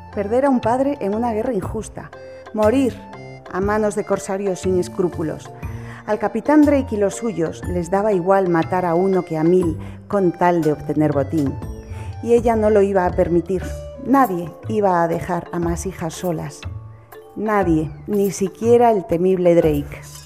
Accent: Santiago de Compostela, Galicia, Spain; Yo soy de Santiago

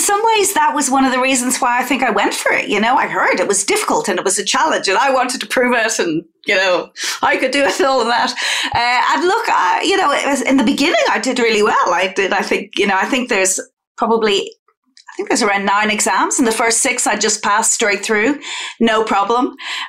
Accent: Ireland; In Ireland, it's funny. I guess one of my earliest memories is probably even just the radio being on all the time.

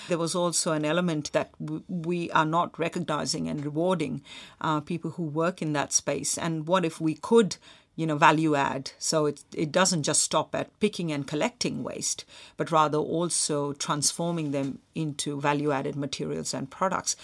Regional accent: Mumbai, Maharashtra, India; when I was a kid growing up in Mumbai

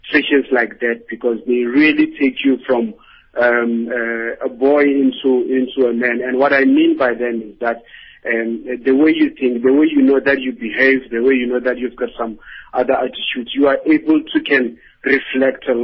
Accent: South Africa; I think myself as a South African

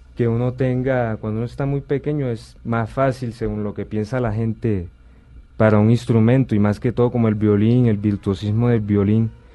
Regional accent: Sincelejo, Sucre, Colombia; nací en Cincelejo, Sucre.

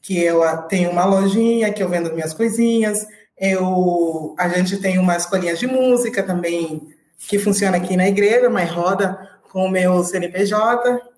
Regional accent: Angola; moved away as an adult; now in Brazil; uhum. sou angolana, eh, estou aqui no Brasil já há uns 12 anos

